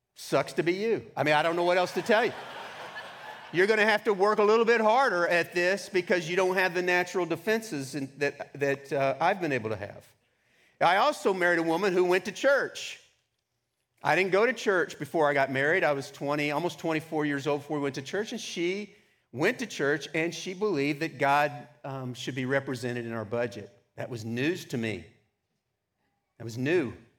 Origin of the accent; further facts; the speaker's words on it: Texas, United States; I grew up in Texas